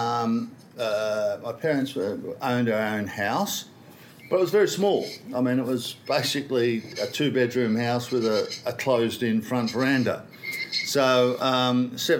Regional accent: Sydney, New South Wales, Australia; I grew up in Kingsford, a Randwick area

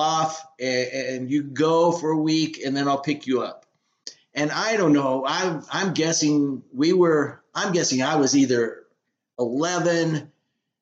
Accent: San Diego, California, United States; we're from San Diego.

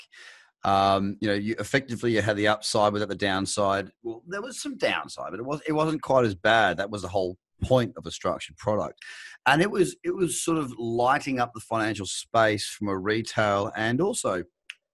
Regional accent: Australia; as an Australian, living in Australia

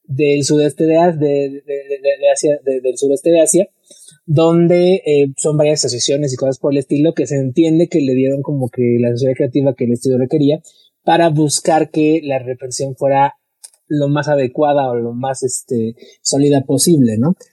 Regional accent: Mexico; uno como mexicano

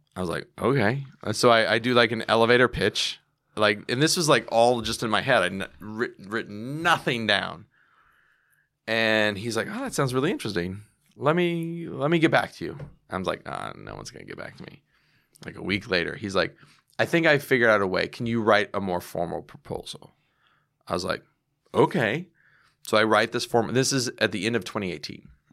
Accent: United States; I'm an American

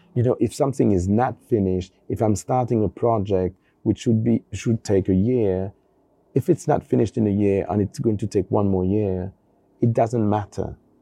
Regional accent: Paris, Île-de-France, France; also born or lived in Brittany; I'm born in Paris from a French family, and we are from Brittany

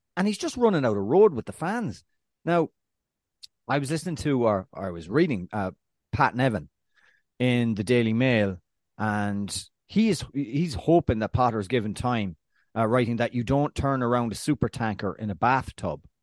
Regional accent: Ireland; now in United States; the land of my birth

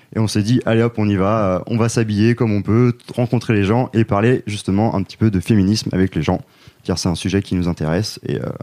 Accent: Rennes, Brittany, France; on est trois gars qui viennent de Rennes.

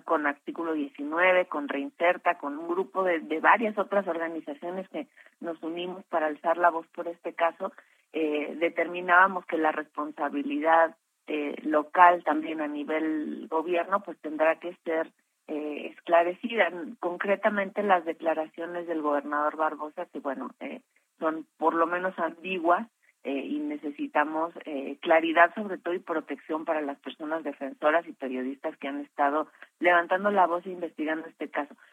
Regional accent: Mexico; como sociedad mexicana

